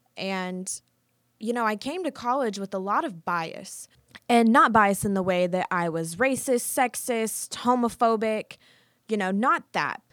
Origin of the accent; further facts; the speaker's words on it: Plainville, Kansas, United States; moved away as an adult; now in Topeka, United States; I am from small town Kansas. I'm from Plainville.